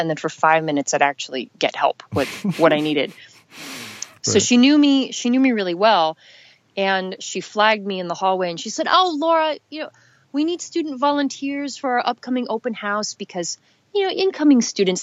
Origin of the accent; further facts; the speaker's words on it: Los Angeles, California, United States; growing up in Los Angeles